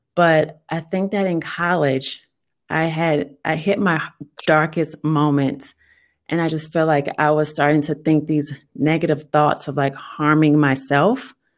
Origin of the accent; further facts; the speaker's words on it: New Orleans, Louisiana, United States; moved away as an adult; now in Texas, United States; I was born and raised in New Orleans